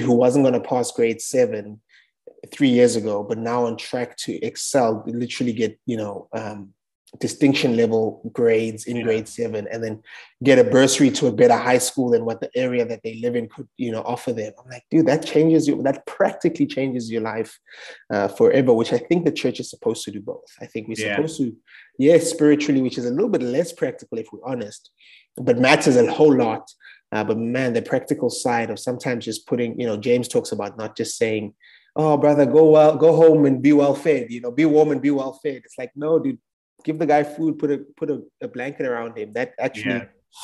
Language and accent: English; South Africa; I'm from South Africa.